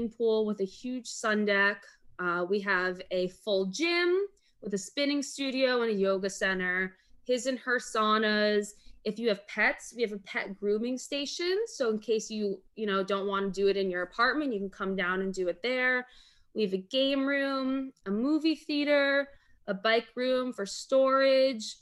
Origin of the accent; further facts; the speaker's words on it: Weston, Florida, United States; I grew up in Weston, Florida